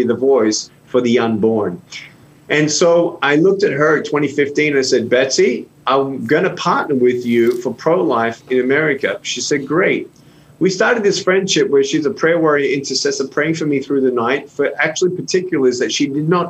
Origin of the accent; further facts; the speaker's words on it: Melbourne, Victoria, Australia; I was born without limbs in Melbourne, Australia in 1982 in a Christian home